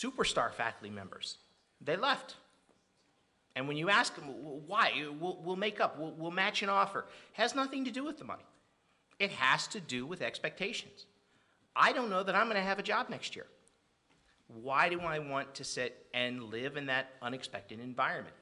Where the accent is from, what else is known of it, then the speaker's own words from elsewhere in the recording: Rochelle, Illinois, United States; I come from Rochelle